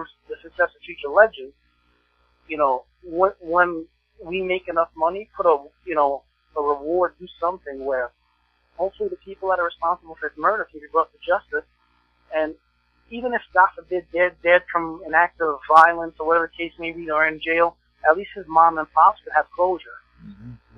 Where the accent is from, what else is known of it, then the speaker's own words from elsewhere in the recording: New York City, New York, United States; I chose to stay in Coney Island, stay here in my neighborhood